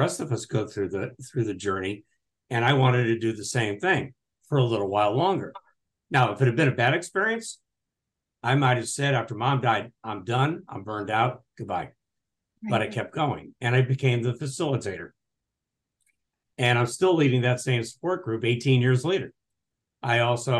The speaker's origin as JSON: {"language": "English", "region": "New England", "country": "United States", "moved": "yes", "lives_now": "Portland, United States", "said": "So I'm originally from New England. I'm out in Portland, Oregon."}